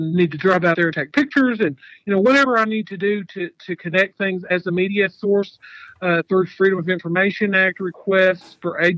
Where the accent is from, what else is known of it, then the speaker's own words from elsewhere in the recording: Arkansas, United States; I am from Arkansas